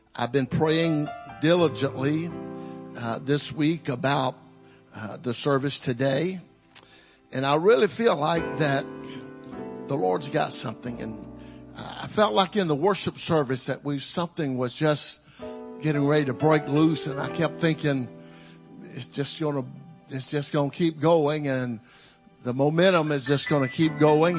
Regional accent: Mississippi, United States; now in Texas, United States; I wasn't born in Texas. I was born in Mississippi, but I got here as quick as I could

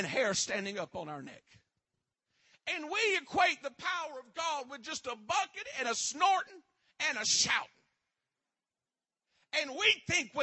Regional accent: Westlake, United States; I come from Westlake

